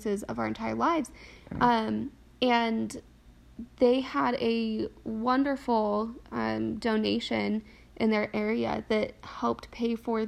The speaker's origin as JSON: {"language": "English", "region": "New Mexico", "country": "United States", "tie": "born or raised there", "said": "I grew up in New Mexico, and I'm the youngest of five kids."}